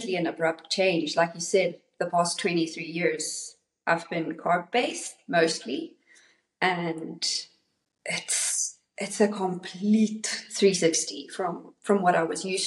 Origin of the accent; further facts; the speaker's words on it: South Africa; also born or lived in North Carolina, United States / Cape Town, South Africa; all the way from South Africa.